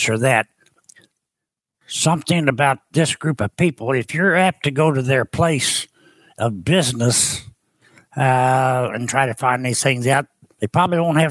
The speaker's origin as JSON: {"language": "English", "town": "Cape Girardeau", "region": "Missouri", "country": "United States", "tie": "born or raised there", "moved": "yes", "lives_now": "Murphysboro, United States", "said": "Cape Girardeau, Missouri is where I was born"}